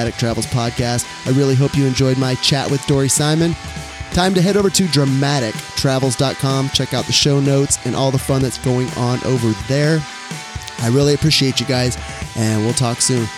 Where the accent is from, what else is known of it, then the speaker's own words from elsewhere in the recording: Orange County, California, United States; I grew up in Orange County, California